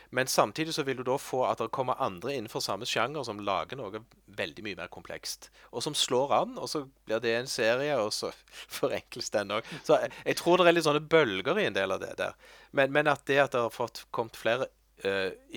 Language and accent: Norwegian; Norway; Jeg er norsk. Jeg kan norsk.